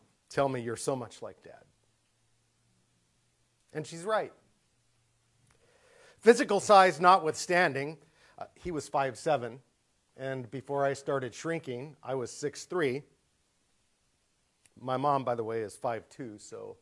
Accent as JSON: {"language": "English", "region": "Southern California", "country": "United States", "tie": "born or raised there", "moved": "yes", "said": "I grew up in Southern California"}